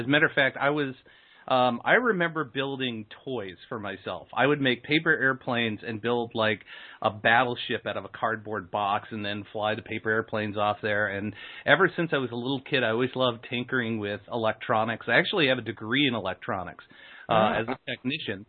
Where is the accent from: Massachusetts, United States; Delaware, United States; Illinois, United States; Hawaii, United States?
Illinois, United States; Aurora; I'm from Aurora, Illinois